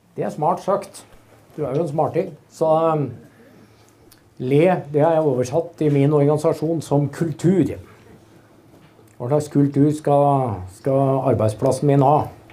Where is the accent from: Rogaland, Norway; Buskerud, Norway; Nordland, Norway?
Buskerud, Norway; Hønefoss; Jeg er fra Hønefoss